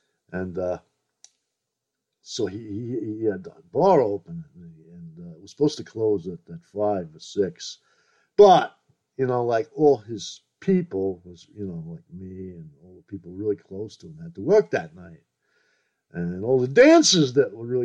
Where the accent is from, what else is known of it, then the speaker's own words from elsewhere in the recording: New York City, New York, United States; I grew up in Brooklyn